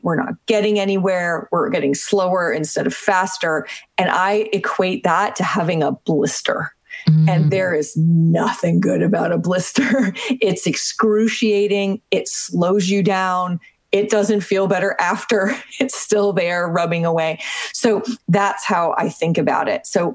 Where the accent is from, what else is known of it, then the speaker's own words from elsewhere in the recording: Canada; I'm Canadian.